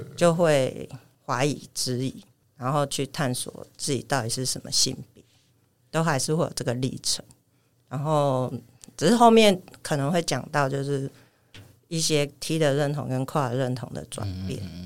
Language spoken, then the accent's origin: Chinese; Kaohsiung, Taiwan; moved away as an adult; also born or lived in Hualien; 我是高雄人。嗯。那我在花莲念大学